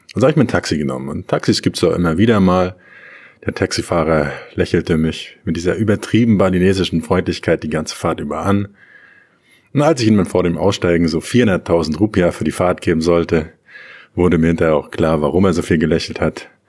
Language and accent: German; Germany; In Deutschland, wo ich herkomme